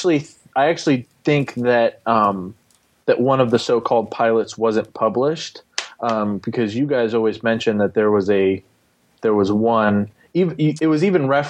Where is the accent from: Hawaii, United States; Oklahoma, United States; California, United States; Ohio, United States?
Ohio, United States; I'm from Ohio. I live in Ohio currently working.